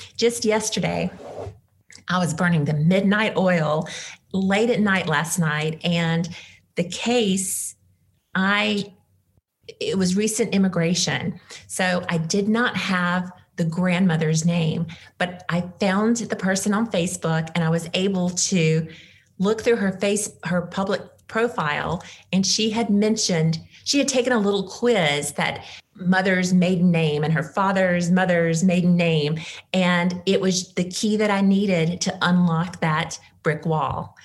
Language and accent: English; Mississippi, United States; moved away; as a former Mississippian